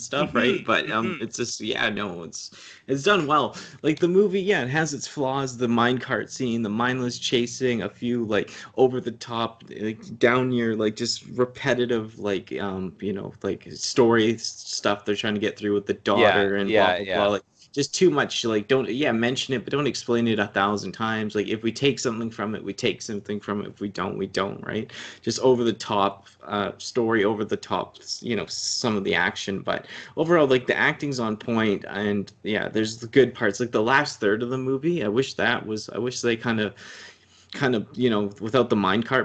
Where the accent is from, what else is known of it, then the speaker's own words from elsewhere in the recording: Canada; as a kid, it was really impressionable as a Canadian